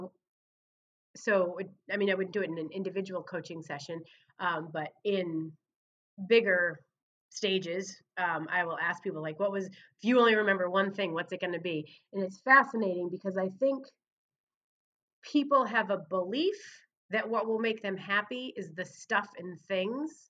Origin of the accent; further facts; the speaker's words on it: Laconia, New Hampshire, United States; moved away as an adult; now in Mount Pleasant, United States; Laconia, my hometown